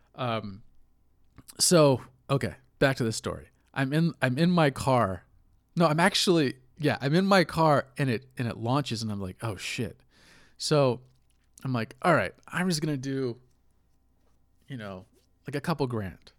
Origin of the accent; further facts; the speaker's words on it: United States; as an American